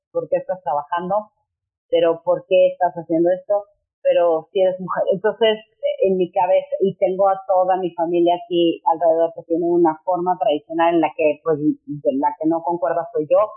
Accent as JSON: {"language": "Spanish", "region": "Mexico City", "country": "Mexico", "said": "yo soy de la Ciudad de México, México, y tengo una familia muy tradicionalista"}